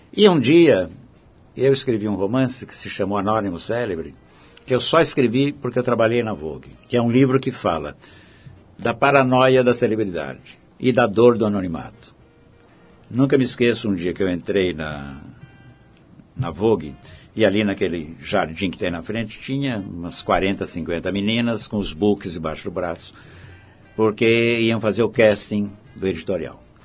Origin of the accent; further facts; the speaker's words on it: Araraquara, São Paulo, Brazil; moved away; a Araraquara, onde eu nasci